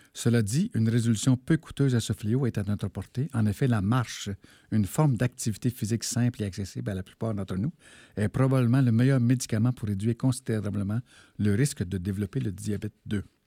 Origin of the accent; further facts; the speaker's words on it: Val-d'Or, Quebec, Canada; j'ai grandi à Bourlamac, euh, qui s'appelle Val-d'Or maintenant